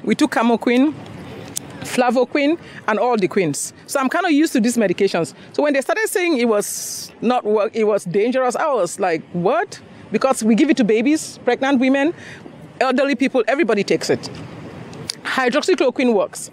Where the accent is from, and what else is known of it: Cameroon; also born or lived in Nigeria; now in Houston, United States